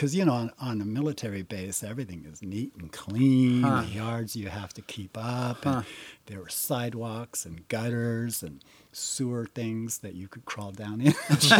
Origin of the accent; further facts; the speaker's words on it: Fort Ord, California, United States; And it wasn't until my father retired from the military in 1964, we moved off base mm-hmm. and moved to seaside.